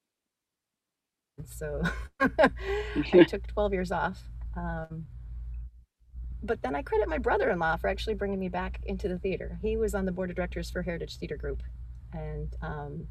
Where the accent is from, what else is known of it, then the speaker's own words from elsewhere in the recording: California, United States; I grew up in California